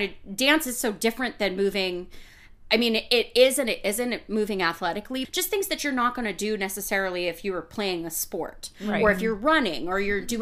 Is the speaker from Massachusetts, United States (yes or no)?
yes; Massachusetts, United States; now in New York, United States; I was born in Massachusetts